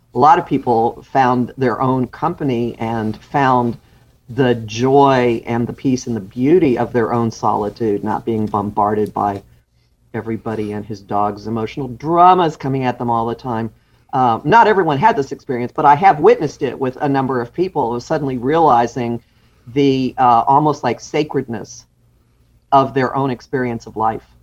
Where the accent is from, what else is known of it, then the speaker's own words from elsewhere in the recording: Dallas, Texas, United States; moved away as an adult; also born or lived in Austin / Houston / New York City; now in New Jersey, United States; I grew up in Dallas. Uh, my father was a, a university professor. So I grew up in Dallas and I went to college in Dallas.